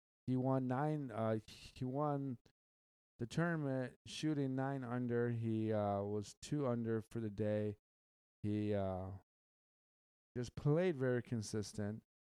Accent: Michigan, United States; I'm from the Midwest. I'm from Michigan. I am from the Great Lakes State.

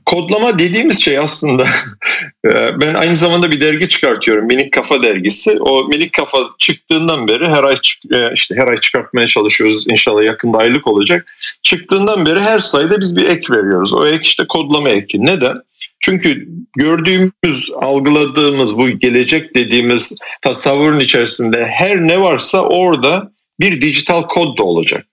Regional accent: Turkey; Yani ben köylü çocuğum. Köyde yetiştim 18 yaşına kadar

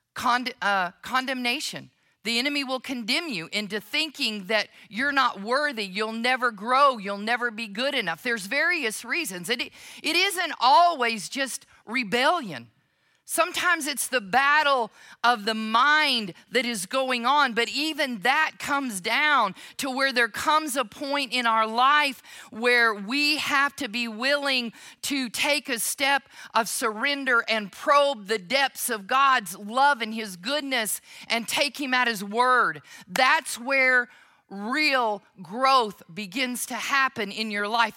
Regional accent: Oklahoma, United States; moved away; When I go to Oklahoma, now I understand that my accent never fully goes away. But when I go to Oklahoma, it's like I drive over that line, I go into my parents' home

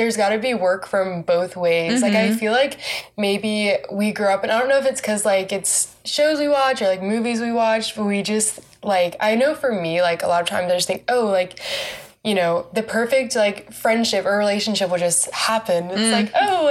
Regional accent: Raleigh, North Carolina, United States; moved away as an adult; now in Waco, United States; I'm from North Carolina. I'm from Raleigh, which I love. I love my hometown

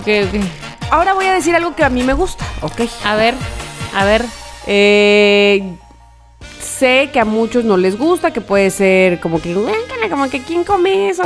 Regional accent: Mexico; soy mexicana

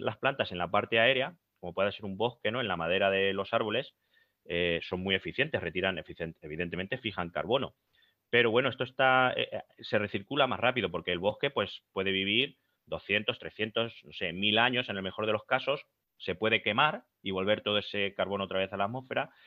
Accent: Albacete, Castilla-La Mancha, Spain

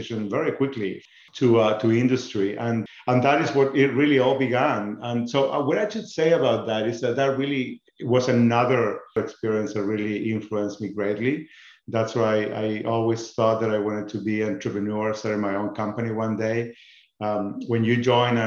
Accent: northern Patagonia, Chile; moved away as an adult; now in United States; I grew up in a beautiful town in Chile, in the northern Patagonia

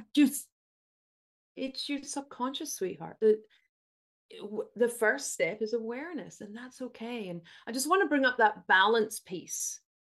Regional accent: United Kingdom; I'm British

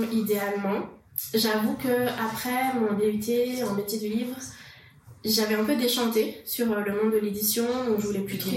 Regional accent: France; moved away as an adult; now in Quebec, Canada; je suis française d'origine. Je suis arrivée au Québec en 2012

